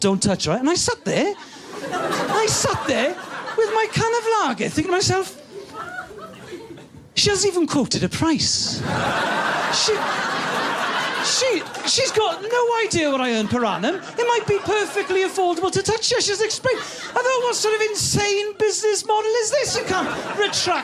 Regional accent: Wales, United Kingdom; I'm from Wales

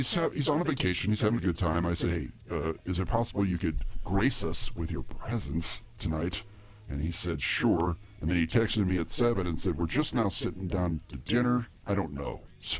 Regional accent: Ohio, United States; born or raised there

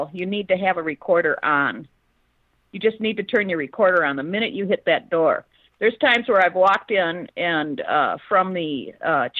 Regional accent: Minnesota, United States; I'm from Minnesota.

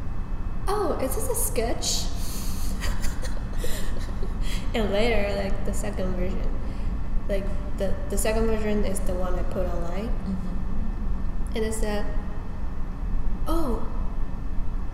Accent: China; moved away; I'm from China, and I'm Chinese, and I'm Asian

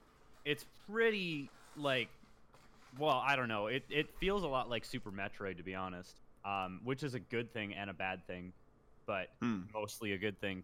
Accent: Canada; In Canada, we call football the same thing you guys.

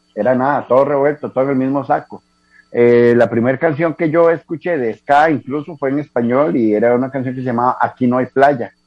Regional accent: Heredia, Costa Rica; soy de la hermana República Independiente de Heredia. Desde mi nacimiento

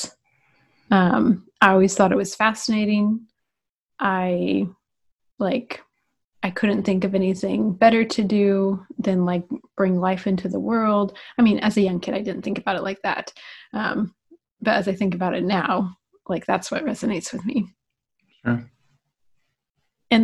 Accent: west side of Indianapolis, United States; I grew up in the cornfields of Indiana, which is like on the west side of Indianapolis

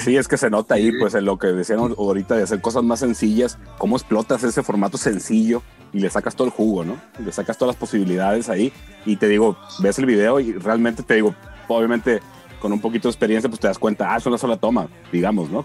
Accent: Sinaloa, Mexico; yo que soy de Sinaloa

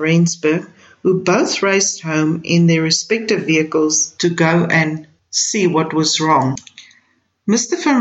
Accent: South Africa

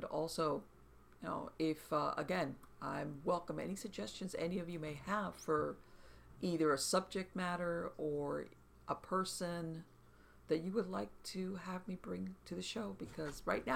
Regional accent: South Florida, United States; I was born here in South Florida and grew up in South Florida

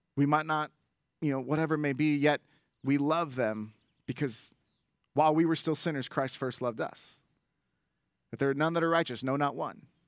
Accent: Bay Area, California, United States; I grew up in the Bay Area

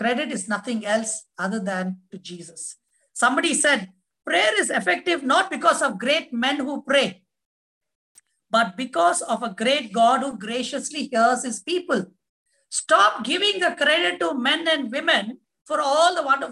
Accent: India; as an Indian with an Indian passport

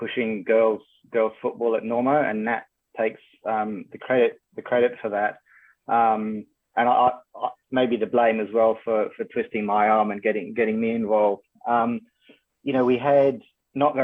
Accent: Kenya; moved away; also born or lived in United Kingdom; as a kid, I grew up in Kenya and then went to school in the UK

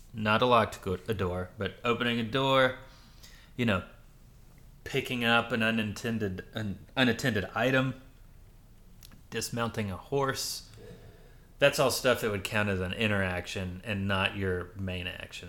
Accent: Louisiana, United States; moved away; also born or lived in Rochester, New York / New York City; I grew up in Louisiana, but I lived in Rochester, New York before that till I was, like, six.

